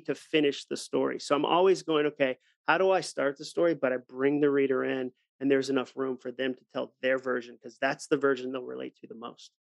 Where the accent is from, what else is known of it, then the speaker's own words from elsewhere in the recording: Ipswich, Massachusetts, United States; growing up in Ipswich on the North Shore of Massachusetts